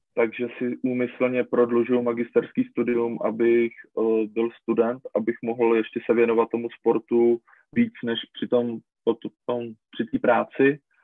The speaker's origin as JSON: {"language": "Czech", "country": "Czechia", "said": "jsme jako Češi"}